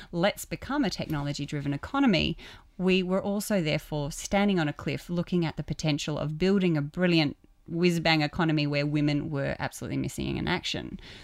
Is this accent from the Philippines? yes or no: no; Queensland, Australia; I'm from Queensland